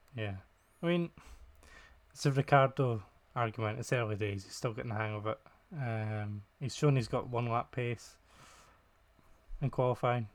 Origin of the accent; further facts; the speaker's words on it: Scotland, United Kingdom; I'm Scottish and I can't pronounce these things.